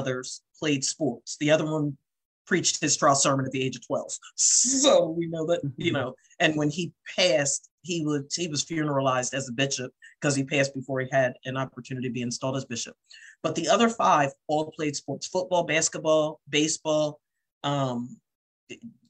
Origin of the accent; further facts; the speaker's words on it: Salem, New Jersey, United States; I'm from Southern New Jersey